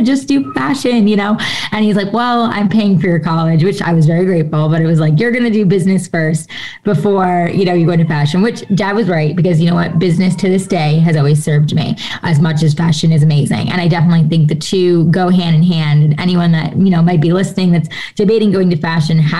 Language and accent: English; New York, United States; I was born and raised in New York, right outside of New York City.